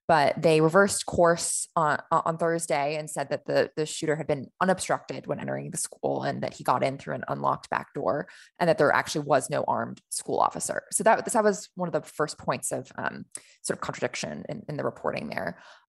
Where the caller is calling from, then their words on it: Austin, Texas, United States; I'm in Austin, Texas.